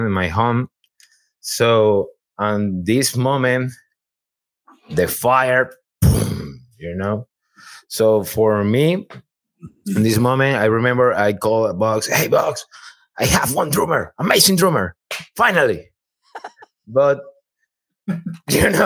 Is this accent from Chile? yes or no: yes; Chile; English is a second language; moved away as an adult; now in Houston, United States; I am from Chile.